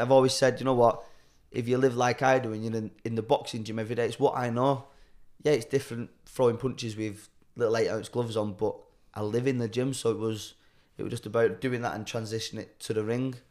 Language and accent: English; Chorley, North West England, United Kingdom; Born and raised in Charlie, born in Charlie Hospital